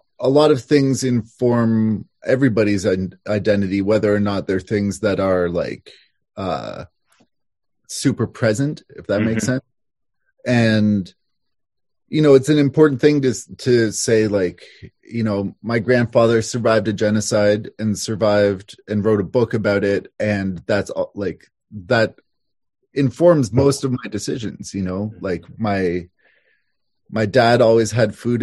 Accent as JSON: {"language": "English", "town": "Toronto", "region": "Ontario", "country": "Canada", "tie": "born or raised there", "also_born_or_lived": "Montreal, Quebec", "moved": "as an adult", "lives_now": "Havelock, Canada", "said": "I grew up in downtown Toronto."}